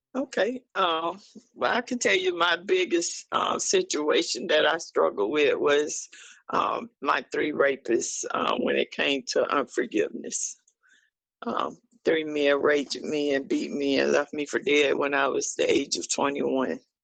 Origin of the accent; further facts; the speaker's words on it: Ocala, Florida, United States; I'm from Ocala, Florida. Um, I was born and raised here. I grew up here in Parkside Gardens Apartments.